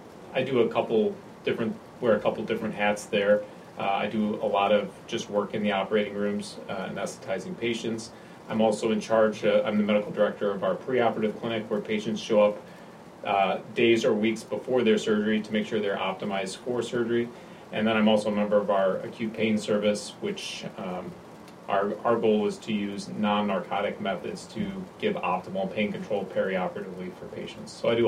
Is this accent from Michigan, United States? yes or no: yes; Michigan, United States; moved away as an adult; I'm originally from Michigan. I did medical school at Michigan State University and then came to Loyola to do my training in anesthesiology.